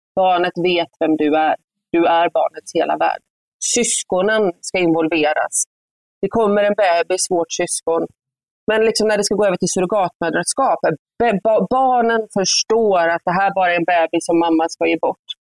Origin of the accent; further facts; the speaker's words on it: Gothenburg, Västra Götaland, Sweden; accent: göteborgska; moved away as an adult; also born or lived in Uppsala / Stockholm; jag är göteborgare, jag kommer alltid vara det